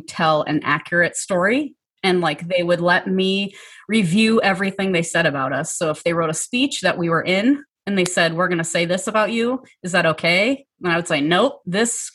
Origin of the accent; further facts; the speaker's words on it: Seattle, Washington, United States; moved away as an adult; now in Minneapolis, United States; I'm from Seattle. You know, I'm not a Minnesota native.